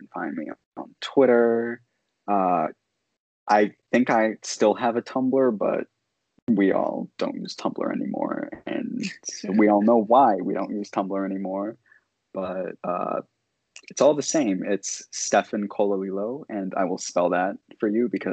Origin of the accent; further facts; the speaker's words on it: Canada; I'm from Canada